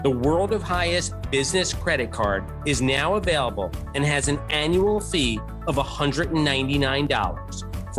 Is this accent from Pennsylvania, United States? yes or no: no; Westchester, New York, United States; also born or lived in Queens; I was born in Queens, but we moved to Westchester when I was really just a toddler.